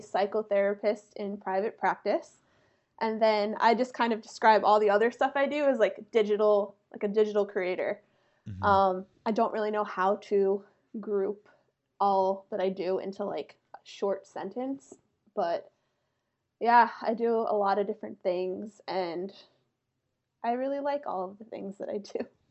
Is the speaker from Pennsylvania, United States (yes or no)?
yes; about an hour north of Philadelphia, Pennsylvania, United States; I'm from about an hour north of Philly